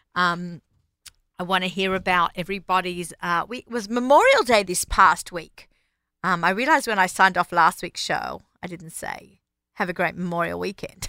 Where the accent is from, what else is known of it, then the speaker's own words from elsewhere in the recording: Australia; moved away; I'm Australian